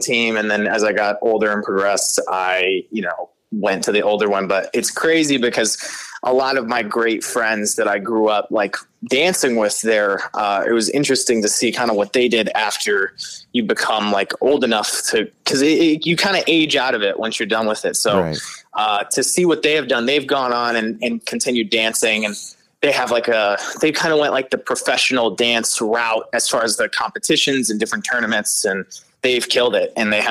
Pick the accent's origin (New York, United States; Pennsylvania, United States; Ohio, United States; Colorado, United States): Ohio, United States; Cleveland; moved away as an adult; also born or lived in Florida / Cincinnati, Ohio; now in Nashville, United States; I was born in Florida and I moved to Ohio when I was really young and kind of grew up there, kind of honestly all over. I grew up mainly in Cleveland